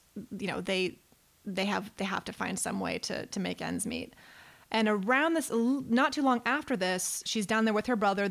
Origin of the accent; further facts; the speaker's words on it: Reno, Nevada, United States; I'm from Reno, Nevada